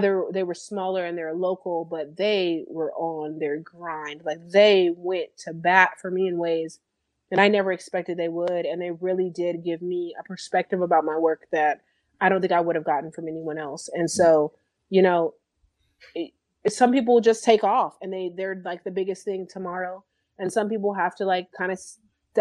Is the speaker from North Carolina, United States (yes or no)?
no; California, United States; moved away as an adult; now in Houston, United States; I'm originally from Cali. California.